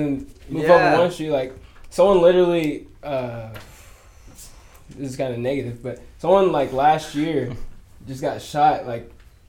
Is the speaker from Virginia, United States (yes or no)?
yes; Gainesville, Virginia, United States; moved away; also born or lived in California; Yeah, I grew up in Gainesville, Virginia